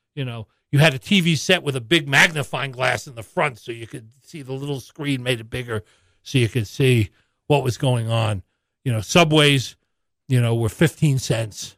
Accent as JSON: {"language": "English", "town": "New York City", "region": "New York", "country": "United States", "tie": "born or raised there", "moved": "yes", "lives_now": "Missoula, United States", "said": "I was born and, and first grew up in a housing project in, in New York City"}